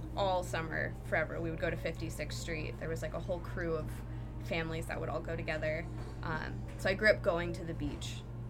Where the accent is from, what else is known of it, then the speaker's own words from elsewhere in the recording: Costa Mesa, California, United States; In Costa Mesa.